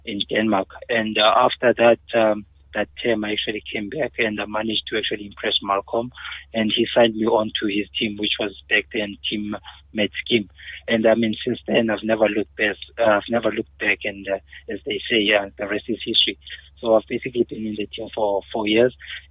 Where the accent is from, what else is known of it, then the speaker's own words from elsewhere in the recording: Cape Town, Western Cape, South Africa; I grew up, I was born in Cape Town, and I pretty much grew up in the Eastern Cape. I stayed there for 3 years with my grandparents between the ages of 5 and 8